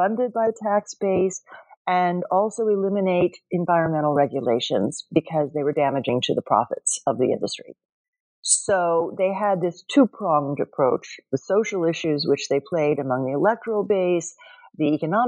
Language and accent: English; Oklahoma, United States; I should explain that I grew up Protestant in Oklahoma, so this was happening around me.